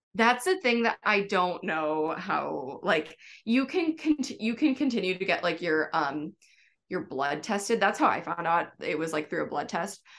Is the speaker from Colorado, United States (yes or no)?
no; Wisconsin, United States; moved away as an adult; now in New York City, United States; I'm from Wisconsin